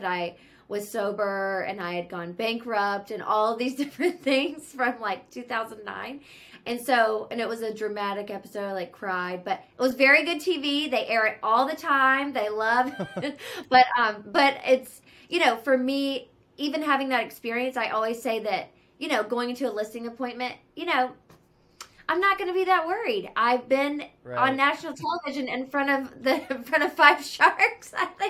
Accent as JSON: {"language": "English", "region": "the South", "country": "United States", "lives_now": "California, United States", "said": "I'm from the South and I live in California. So I always joke and call it Southern California charm."}